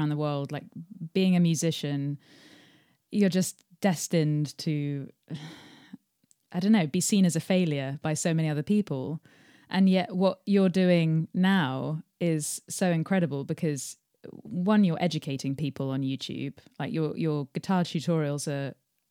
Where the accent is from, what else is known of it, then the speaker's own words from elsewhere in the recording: England, United Kingdom; I'm English.